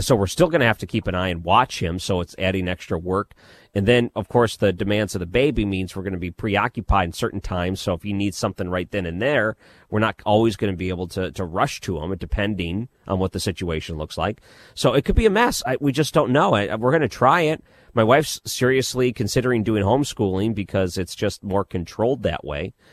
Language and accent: English; Detroit, Michigan, United States; I grew up in Detroit, so we had C B C